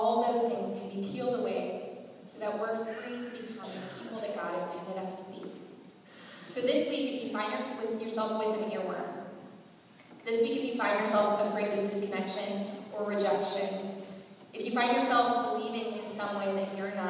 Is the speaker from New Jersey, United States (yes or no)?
no; Southern California, United States; some of my friends that I grew up with in Southern California